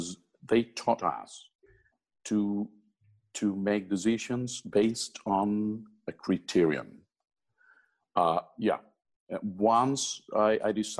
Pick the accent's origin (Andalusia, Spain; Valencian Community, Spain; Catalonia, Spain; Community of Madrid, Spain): Andalusia, Spain; Málaga; I was growing up, I was singing in some of the choruses in Malaga, my hometown